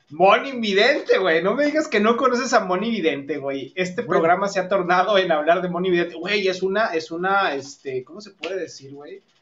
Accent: Monterrey, Nuevo León, Mexico; yo soy de Monterrey y mi querido Gama es de la Ciudad de México

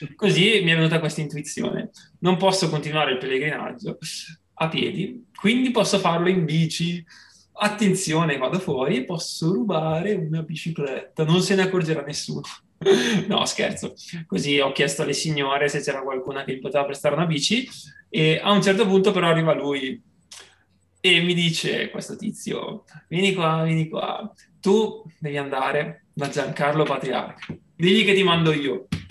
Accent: Bergamo, Lombardy, Italy; now in Padua, Italy; sono di Bergamo, abito a Padova

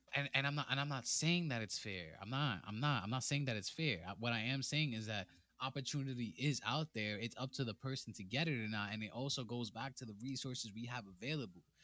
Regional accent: New York City, New York, United States; I come straight out of the Boogie Down Bronx, fr-, straight outta High Bridge.

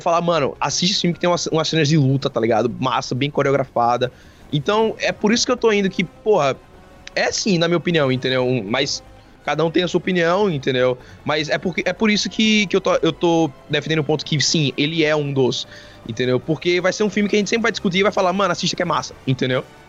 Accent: Sergipe, Brazil; a gente é de Sergipe

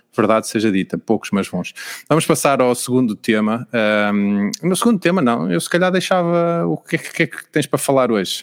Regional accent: Portugal; irrita-me como português

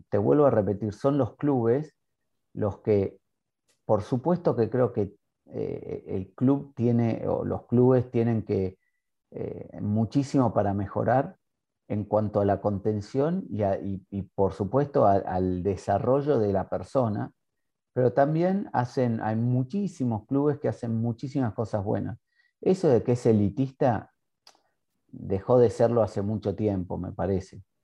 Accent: Argentina; now in Ireland; los argentinos somos especiales en eso

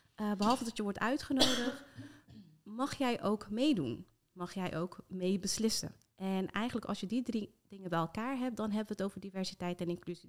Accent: Rotterdam, South Holland, Netherlands; echt geboren en getogen in Rotterdam, dus dat hoor je af en toe nog eh, in de R

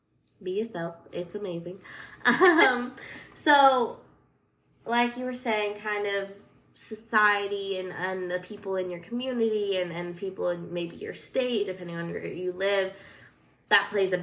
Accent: Colorado, United States; Because I'm from Colorado, and so I was raised very, you know, just that stuff didn't happen as much, I guess. And then I moved here

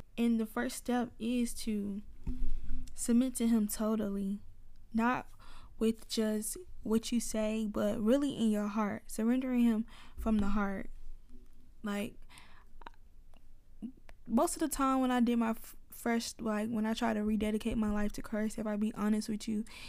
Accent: Atlanta, Georgia, United States; Y'all, I told y'all I'm from Atlanta, so please bear with me when I'm talking.

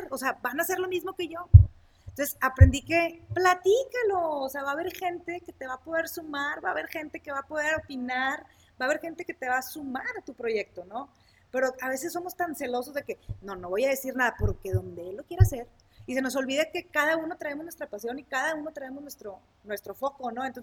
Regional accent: Sabinas, Coahuila, Mexico; soy de Sabina Coahuila, soy originaria de Sabina Coahuila.

